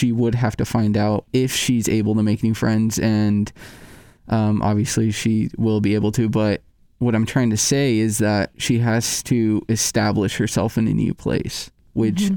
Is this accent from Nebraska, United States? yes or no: yes; Nebraska, United States; moved away as an adult; now in Iowa, United States; I'm from Nebraska, next door.